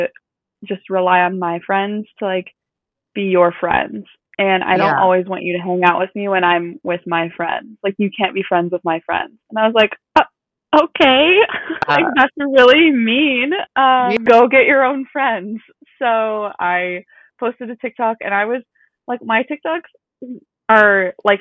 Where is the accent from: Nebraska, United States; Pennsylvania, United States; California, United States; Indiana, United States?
Nebraska, United States; Omaha; moved away as an adult; now in Kansas City, United States; I'm from Omaha. I'm 23. I moved to Kansas City a year ago in September for a job